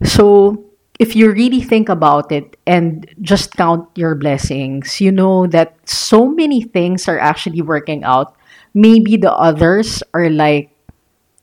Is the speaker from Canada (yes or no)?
no; Philippines; I was born here in the Philippines